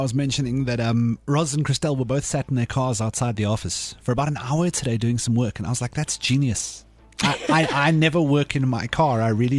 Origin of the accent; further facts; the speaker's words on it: Pretoria, Gauteng, South Africa; I grew up in Wapatrand